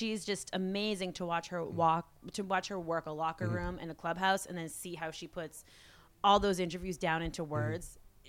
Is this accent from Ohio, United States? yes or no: no; Boston, Massachusetts, United States; also born or lived in Connecticut / Salamanca, Spain; So I grew up outside of Boston. Later on in life, lived like in the downtown part of the city, which was really cool.